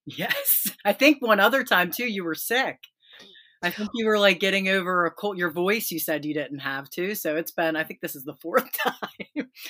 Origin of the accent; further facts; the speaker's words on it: Pennsylvania, United States; also born or lived in West Virginia; now in Ohio, United States; I grew up in Pennsylvania, lived in West Virginia, and now I'm in Ohio